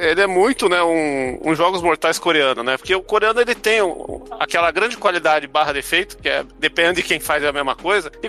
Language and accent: Portuguese; Brazil; Então eu sou brasileiro